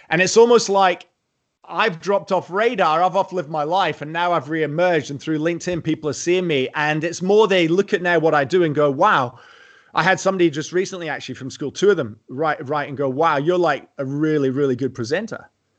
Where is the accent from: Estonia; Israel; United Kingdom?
United Kingdom; South Queensferry, Scotland; accent: Scottish; moved away as an adult; also born or lived in England / Europe; now in Australia; I grew up just outside Edinburgh in a place called South Queensferry, where the bridges are.